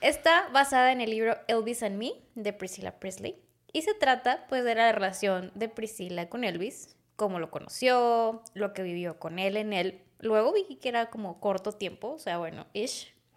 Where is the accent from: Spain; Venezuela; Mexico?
Mexico; Monterrey, Nuevo León; los regios